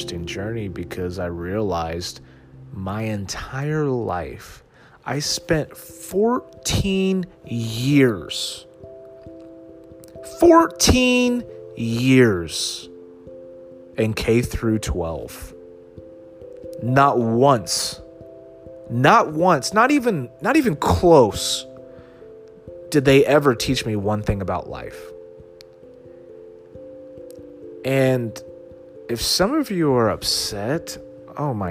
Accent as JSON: {"language": "English", "town": "Dallas", "region": "Texas", "country": "United States", "tie": "born or raised there", "also_born_or_lived": "Austin, Texas", "said": "I grew up in Dallas"}